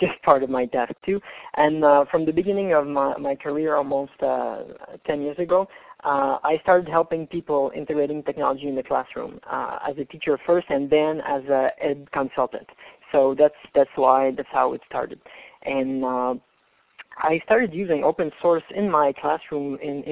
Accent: Canada; I'm from Canada, as you guessed by the accent

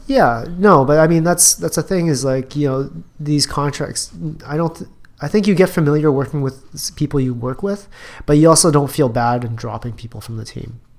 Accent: Edmonton, Alberta, Canada; I grew up in Alberta Edmonton Alberta

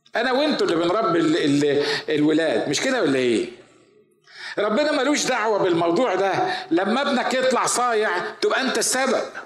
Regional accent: Upper Egypt, Egypt; now in United States; عندنا في الصعيد

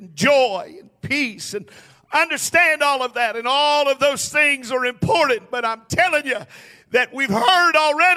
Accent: United States; we have seen a drastic change in where we live and who we are as an American people

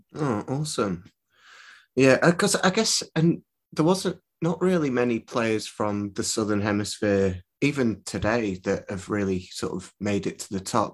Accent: Preston, North West England, United Kingdom; I'm from Preston

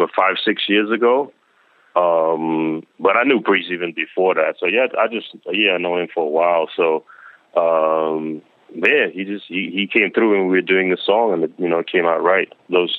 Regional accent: Denmark; now in Queens, United States; I've been in Queens for a long time, but I grew up in Denmark overseas. Then I came here in like the early '90s

